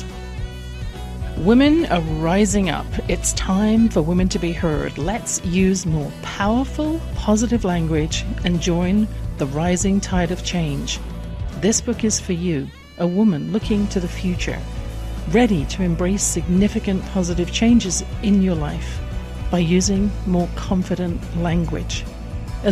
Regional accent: England, United Kingdom; born or raised there

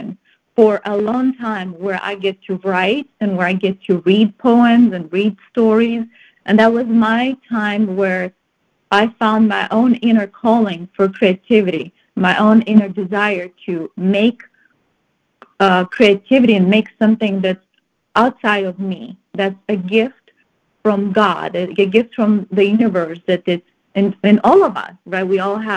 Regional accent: Moldova; moved away as an adult; also born or lived in Romania; now in United States; I was born and raised in the Republic of Moldova, which is in Eastern Europe

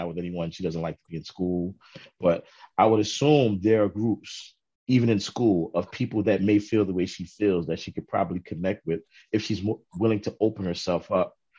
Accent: New York City, New York, United States; also born or lived in Harlem, New York / Brooklyn, New York; I grew up in Queens, and in my teenage years, I was very, very introverted.

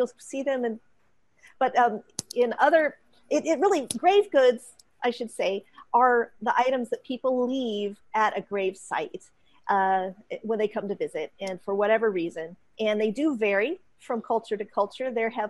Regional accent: West Coast, United States; now in North Texas, United States; I grew up on the West Coast.

